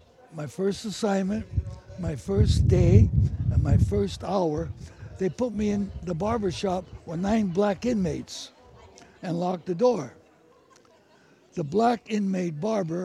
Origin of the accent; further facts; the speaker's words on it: San Francisco, California, United States; I was born and raised in the North Beach section of San Francisco